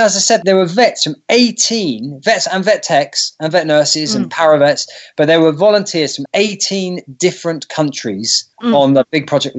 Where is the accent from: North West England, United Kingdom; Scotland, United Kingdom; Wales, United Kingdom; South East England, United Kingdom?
South East England, United Kingdom; New Forest; accent: British; I'm a vet from the New Forest.